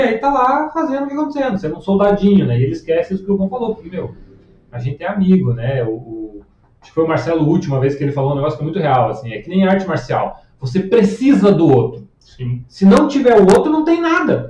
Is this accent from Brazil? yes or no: yes; Curitiba, Paraná, Brazil; eu sou curitibano